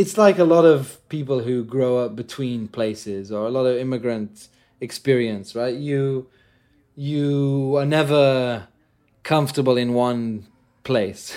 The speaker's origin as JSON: {"language": "English", "country": "Jordan", "tie": "born or raised there", "also_born_or_lived": "England", "moved": "yes", "said": "growing up in Jordan"}